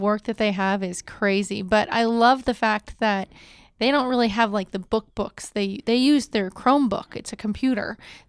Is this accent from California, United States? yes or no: no; Maine, United States; accent: northern; I love lobster, so that's probably the Maine in me. Every once in a while, you get me upset. My northern accent comes out.